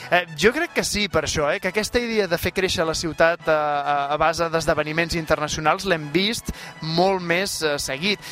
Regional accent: Catalonia, Spain; com som els catalans

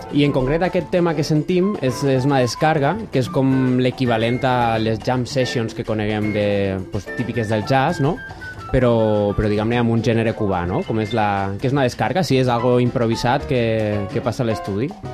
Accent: Valencia, Valencian Community, Spain; sóc valencià

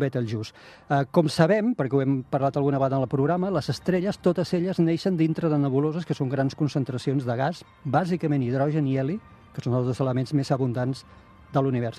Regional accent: Tarragona, Catalonia, Spain; jo sóc de Tarragona, nascut a Tarragona

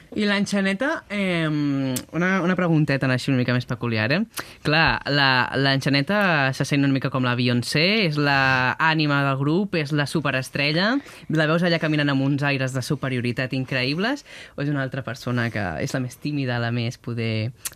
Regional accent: Catalonia, Spain; com som els catalans

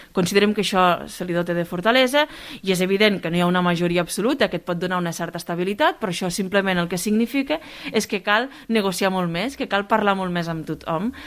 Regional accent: Pla d'Urgell, Catalonia, Spain; amb el poble, amb la meva comarca, amb la plana d'Urgell

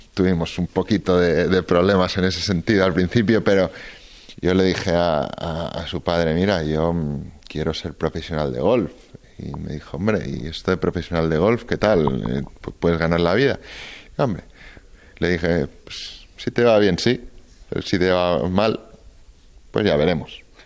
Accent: Barcelona, Catalonia, Spain; yo soy catalán, yo soy español y soy muy, muy, muy de Barcelona

